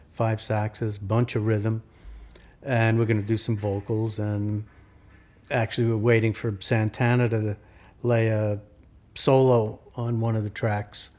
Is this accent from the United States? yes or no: yes; New York City, New York, United States; also born or lived in Queens; I grew up in Brooklyn.